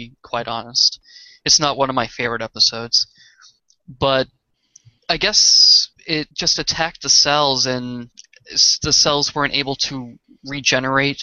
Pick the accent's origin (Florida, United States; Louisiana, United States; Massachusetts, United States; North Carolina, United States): Massachusetts, United States; Boston; accent: Boston; my Boston accent